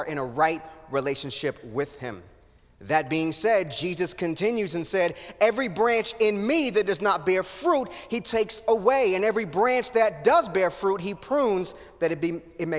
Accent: Kansas City, United States; I grew up in Kansas City

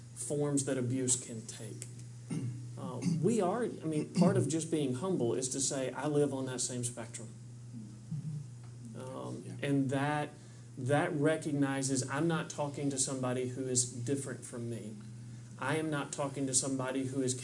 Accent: Kentucky, United States; I'm from Kentucky

